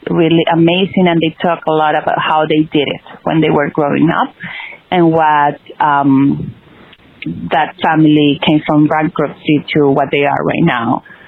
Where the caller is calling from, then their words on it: Brooklyn, New York, United States; from Brooklyn.